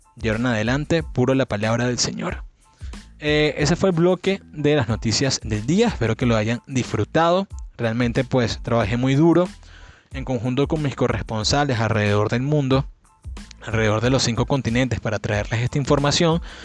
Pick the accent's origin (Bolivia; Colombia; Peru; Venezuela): Venezuela; Cabudare, Lara; also born or lived in New York City, United States; en New York City, mi ciudad natal, junto con Cabudare